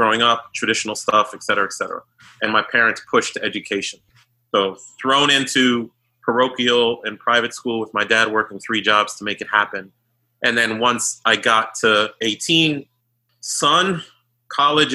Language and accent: English; Boston, Massachusetts, United States; moved away as an adult; also born or lived in New York / Haiti (ancestry); now in Washington, D.C. area, United States; I was born in New York and raised in Boston